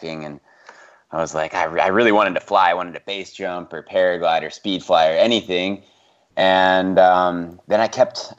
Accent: Bozeman, Montana, United States; I grew up in Bozeman, Montana

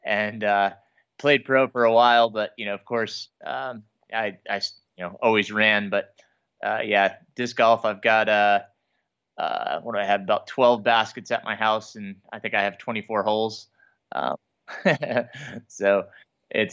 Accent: Middletown, New York, United States; I grew up in Middletown, New York

